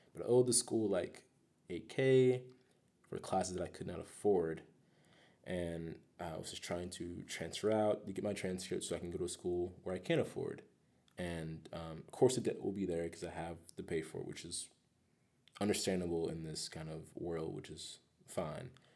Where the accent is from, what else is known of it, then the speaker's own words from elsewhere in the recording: Greer, South Carolina, United States; moved away as an adult; also born or lived in Amsterdam; I'm from, uh, Greer, South Carolina. Raised in Gre-, Greer, South Carolina.